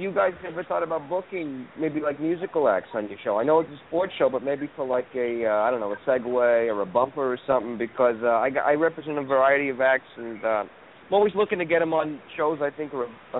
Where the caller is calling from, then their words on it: Los Angeles, California, United States; I'm calling from L.A., Los Angeles.